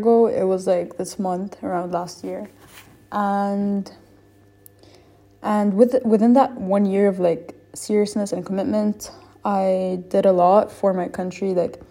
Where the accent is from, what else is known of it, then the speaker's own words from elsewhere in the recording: Lebanon; also born or lived in United States; I'm from Lebanon. I grew up here and I was I lived here my whole life